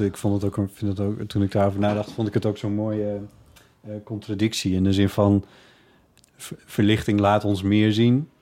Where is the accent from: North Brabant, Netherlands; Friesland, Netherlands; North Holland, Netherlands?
Friesland, Netherlands; ik ben opgegroeid in Friesland.